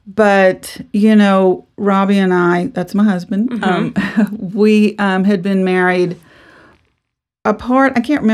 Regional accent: New Orleans, Louisiana, United States; also born or lived in Texas; I'm from New Orleans. We were from Louisiana. We ended up moving to Texas right after we married.

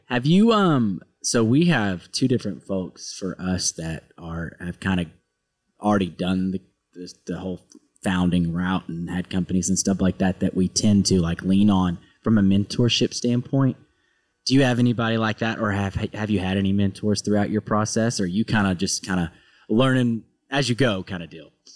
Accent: Arkansas, United States; moved away; I'm from a really small town in Arkansas

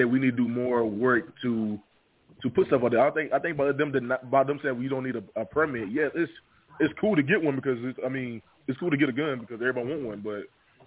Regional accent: Henderson, North Carolina, United States; accent: Southern; I'm born and raised in a small city called Henderson, North Carolina

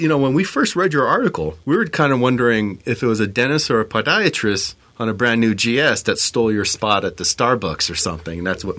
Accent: San Diego, California, United States; moved away; I'm from San Diego originally.

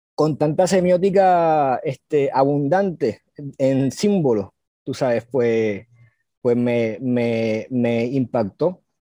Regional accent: San Juan, Puerto Rico; also born or lived in Gurabo, Puerto Rico / Río Piedras, Puerto Rico; yo soy de Cupey, yo soy sanjuanerito, este, yo soy de Coupey y mis padres son de. Mi, mi, mi, padre es de Salinas, Guayama, del, del sur, mi mayor es, Río Piedrense. Y este, nada, eh, yo me crié entre aquí Coupey, una urbanización, Gurabo, el pueblo de Gurabo y Río Piedra

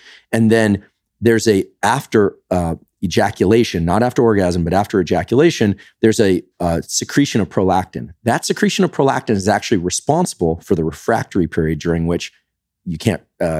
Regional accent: California, United States; Now, I'm not, I'm from the Bay Area, so, like, you've got every variation in, kind of relationship theme there.

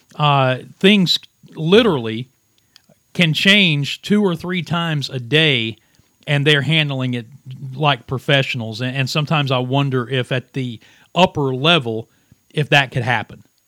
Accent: Williamson, West Virginia, United States; I started my radio career, for lack of a better term, uh, at my hometown radio station in Williamson, West Virginia

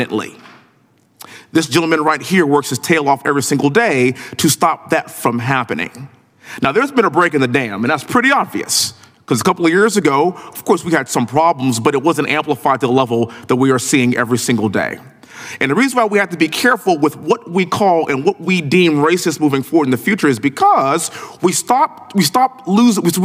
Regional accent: Texas, United States; born and raised in Texas, living in Houston

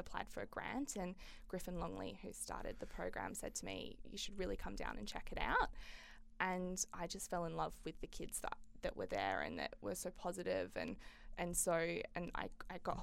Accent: Fremantle, Western Australia, Australia; I grew up in Fremantle.

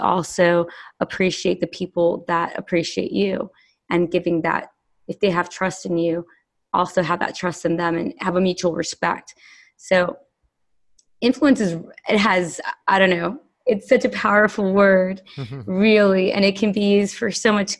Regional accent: Los Angeles, California, United States; growing up in Los Angeles

